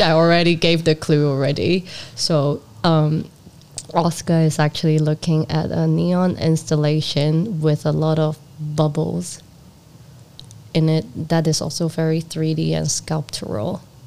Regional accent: Hong Kong; also born or lived in Netherlands; my hometown where I got a lot of rejections

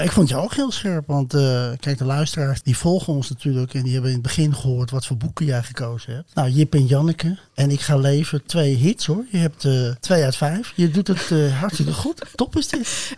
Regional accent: Flanders, Belgium; ik als Vlaming

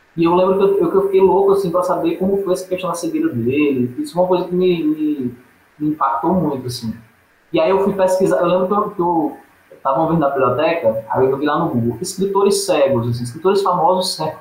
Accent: Paraíba, Brazil; moved away; also born or lived in Sergipe; não nasci originalmente em Sergipe. Eu sou paraibano e vim da Paraíba para Sergipe. Aí em Sergipe eu fiz meu ensino médio, faculdade, universidade

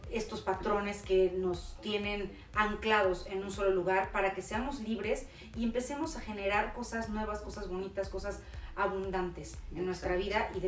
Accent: Mexico; nosotros como mexicanos

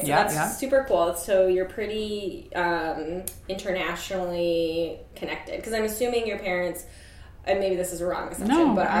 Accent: far western upstate New York, United States; moved away; I'm from upstate. Oh, cool. I'm from far western upstate.

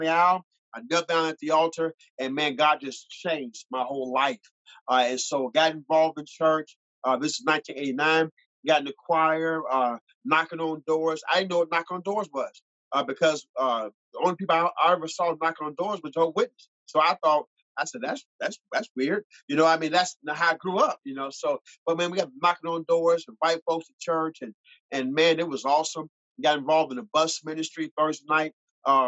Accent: Chicago, Illinois, United States; moved away as an adult; also born or lived in Selma, Alabama / Chattanooga, Tennessee / Norcross, Georgia; now in Gary, United States; I lived in Chicago, grew up on the west side of Chicago

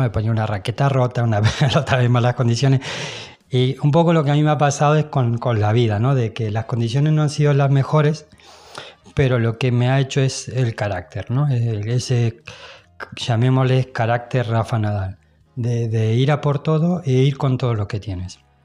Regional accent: Spain; now in Mallorca, Spain; yo soy español

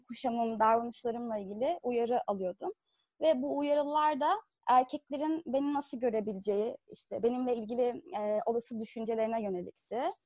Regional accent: Fethiye, Muğla, Turkey; ben Fethiye'de büyüdüm.

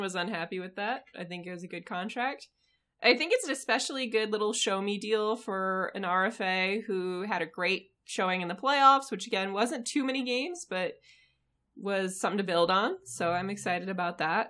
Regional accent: United States; I am American

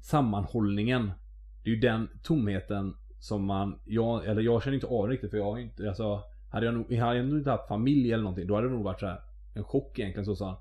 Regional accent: Mölndal, Västra Götaland, Sweden; jag är ju från Mölndal

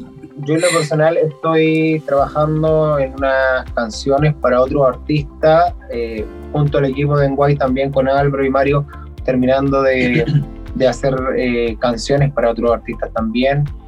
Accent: Chile; moved away; uno es de un pueblo muy pequeño

